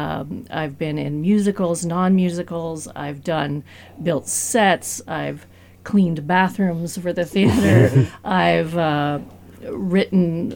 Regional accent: Los Angeles, California, United States; now in Great Falls, United States; I was born and raised in Los Angeles

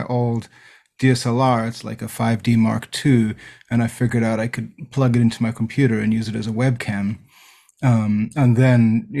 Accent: South Africa; moved away as an adult; now in Los Angeles, United States; I actually grew up in South Africa

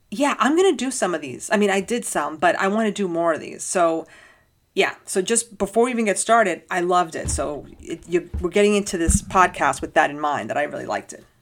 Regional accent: New York, United States; as a New Yorker

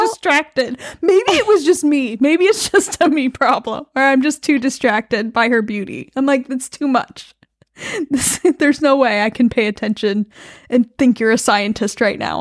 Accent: United States; I'm American

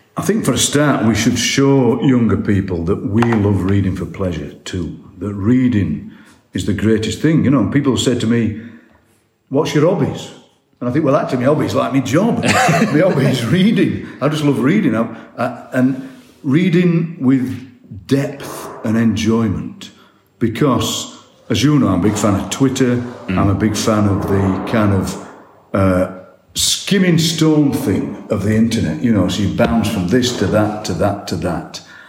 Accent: Barnsley, Yorkshire and the Humber, United Kingdom; I was born in Darfield, Barnsley, where I still live

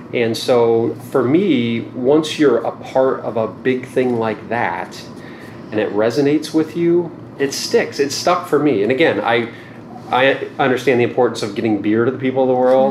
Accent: rural Indiana, United States; moved away as an adult; also born or lived in Stanford, California; I did grow up in a small town in mm-hmm. rural Indiana

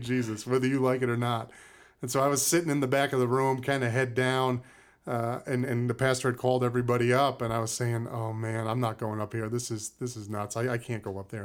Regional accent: Cape Cod, Massachusetts, United States; moved away as an adult; also born or lived in Brooklyn, New York / Maine; Grew up in Cape Cod, Massachusetts

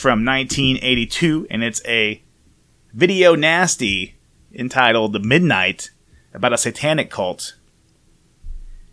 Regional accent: Indiana, United States; accent: Indiana; It's this Indiana accent, you know. I unfortunately can't get rid of it. Born and bred

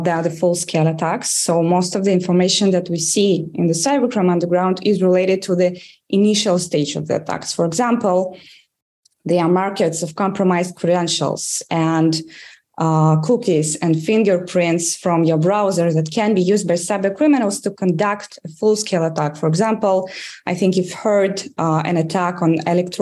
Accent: Russia; English is a second language; moved away as an adult; now in Israel; As you can probably judge from my accent, I grew up in Russia, and I was working as a journalist in Russia.

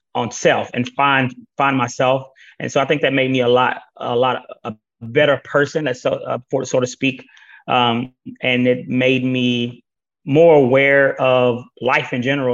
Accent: Greenville, Texas, United States; my hometown in Greenville, Texas

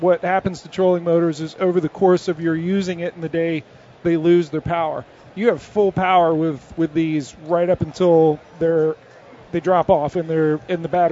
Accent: Maryland, United States; I grew up in Maryland

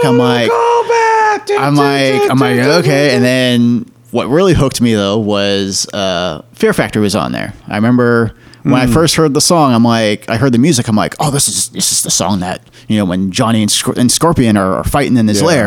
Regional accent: Morro Bay, California, United States; I grew up in Morro Bay

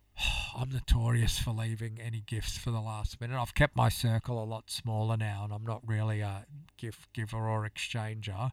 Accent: Gold Coast, Queensland, Australia; growing up on the Gold Coast and having Christmases there

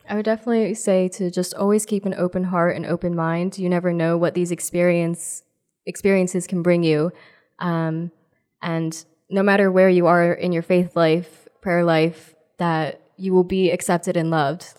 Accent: New Jersey, United States; I'm from New Jersey

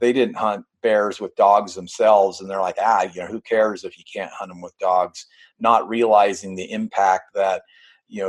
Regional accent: Northwestern California, United States; moved away as an adult; I grew up in Northern California

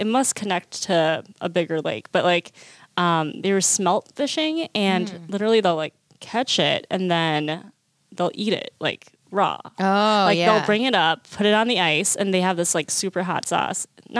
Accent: South Korea; born there; And I was born in Korea.

